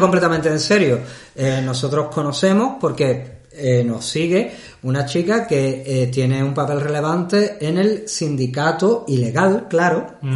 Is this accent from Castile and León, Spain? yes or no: no; Andalusia, Spain; now in Sweden; como andaluz